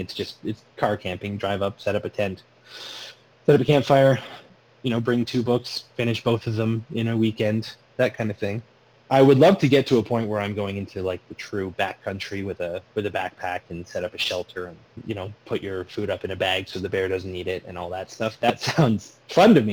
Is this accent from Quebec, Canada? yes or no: no; Sarnia, Ontario, Canada; I said, Sarnia